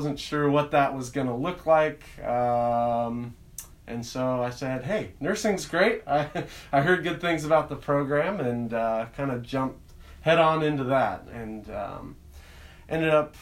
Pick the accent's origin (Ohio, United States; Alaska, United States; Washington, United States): Washington, United States; Leavenworth; also born or lived in Cashmere, Washington; I grew up in Leavenworth and Kashmir